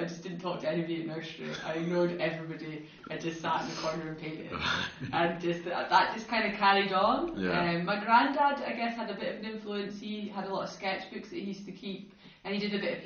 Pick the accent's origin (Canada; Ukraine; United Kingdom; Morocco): United Kingdom; Aberdeen, Scotland; moved away as an adult; also born or lived in Bristol; now in Perth, United Kingdom; So I was born in Bristol, and my family, well, my mum, my whole family's from Scotland, just, my family were down there for work, so we moved to Aberdeen before I was even one